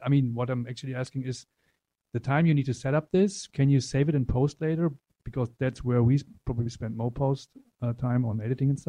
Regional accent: Germany; I'm coming from Germany.

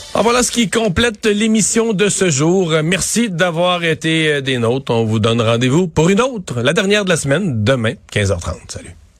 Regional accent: Canada; chez nous, au Canada

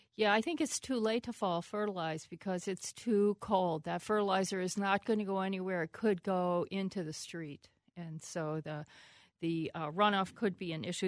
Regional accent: Pennsylvania, United States; moved away; also born or lived in Minnesota; I, I grew up in Pennsylvania.

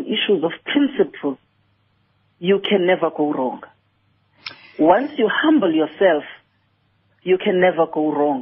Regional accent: Eastern Cape, South Africa; I'm from the Eastern Cape

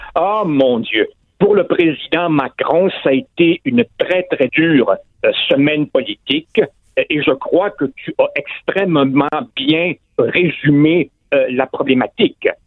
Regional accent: Quebec, Canada; chez nous, au Québec, au Canada, en Amérique du Nord

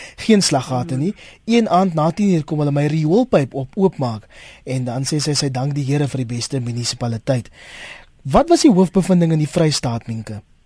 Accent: Kraaifontein, Western Cape, South Africa; die gebied waar ek vandaan kom in Skatsville in Kraaifontein

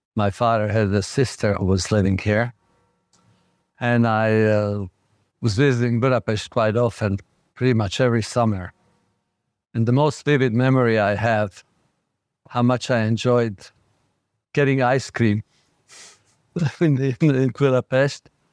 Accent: Bratislava, Bratislava Region, Slovakia; English is a second language; moved away as an adult; now in New York, United States; growing up in Bratislava

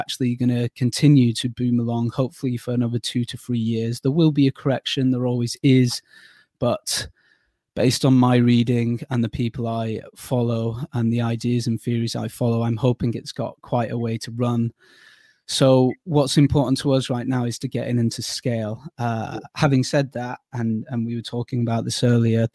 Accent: the Northwest, North West England, United Kingdom; moved away as an adult; also born or lived in Durham / Bournemouth; I'm from the Northwest

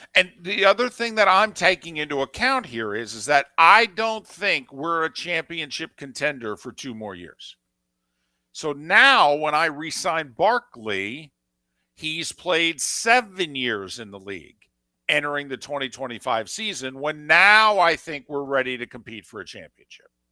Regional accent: New Jersey, United States; I'm from Jersey

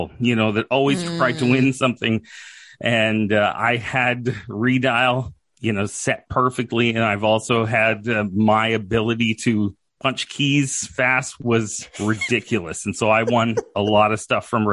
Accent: Saskatchewan, Canada; also born or lived in Calgary, Alberta / Yorkton, Saskatchewan; I've been in Saskatchewan for the majority of my life.

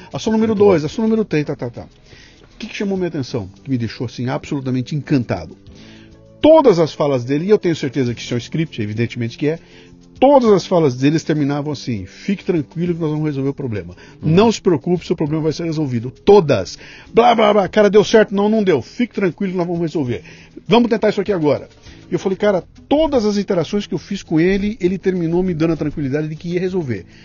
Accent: Bauru, São Paulo, Brazil; moved away as an adult; now in São Paulo, Brazil; eu vim de Bauru para São Paulo com 18 anos de idade

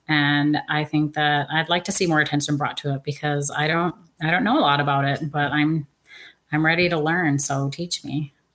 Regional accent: Seattle, Washington, United States; I'm from Seattle, Washington

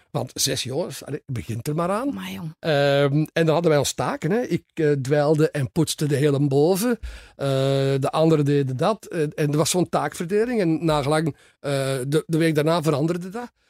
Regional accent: Soest, North Rhine-Westphalia, Germany; born there; also born or lived in Aachen / Cologne / Leopoldsburg / Lier; Ik ben geboren in Duitsland

